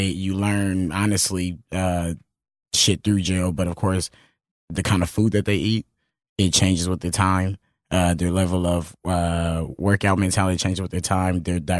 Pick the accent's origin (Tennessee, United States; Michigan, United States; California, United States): California, United States; Los Angeles; I'm from Los Angeles, California